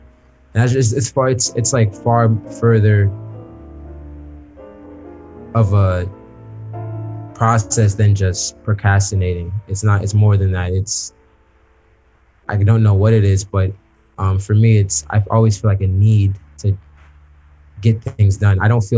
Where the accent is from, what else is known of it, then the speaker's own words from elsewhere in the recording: New York, United States; born there; also born or lived in Chicago; When I'm in New York or in the States, I'm from Chicago. But when I'm abroad, I'm from New York. I was born in New York. I'm kind of from all over. I lived in 5 states.